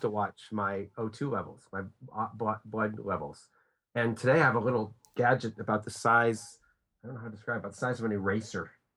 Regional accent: United States; I'm an American

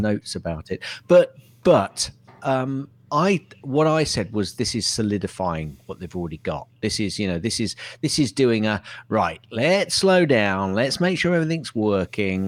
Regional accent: Hounslow, London, United Kingdom; I come from Hounslow

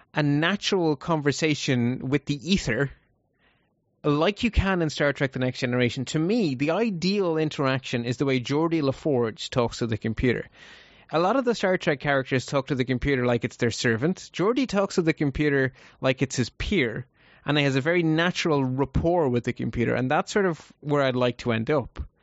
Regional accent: Ireland; Ireland is such a small country that it, there's only four million of us in total.

